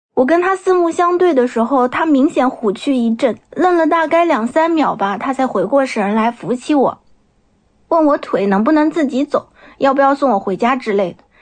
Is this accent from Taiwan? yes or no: no; Nanjing, Jiangsu, China; 我来自江苏南京，目前从事的是儿童绘本插画师的工作